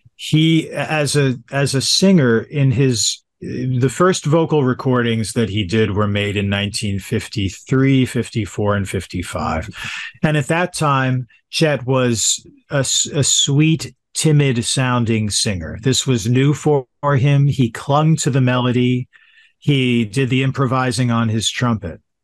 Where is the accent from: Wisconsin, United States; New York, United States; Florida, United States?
New York, United States; Yonkers; also born or lived in Manhattan, New York; I was born in Manhattan, but adopted, and so I grew up in Yonkers, New York, directly north of Manhattan